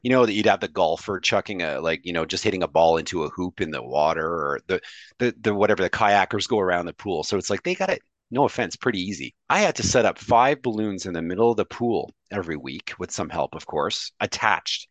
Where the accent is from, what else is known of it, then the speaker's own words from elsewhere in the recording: Montreal, Quebec, Canada; I speak French fluently, like, like you do, because I'm from Montreal